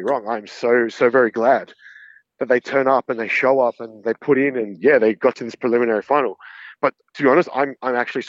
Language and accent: English; Castle Hill, New South Wales, Australia; I grew up in Castle Hill. So, my local Woolies at Dural.